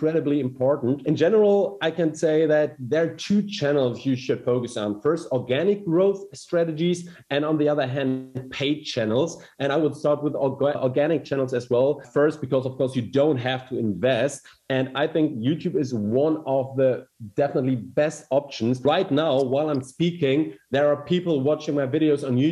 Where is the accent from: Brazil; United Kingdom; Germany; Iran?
Germany; accent: German; English is a second language; from Germany, as you can hear by my weird German accent.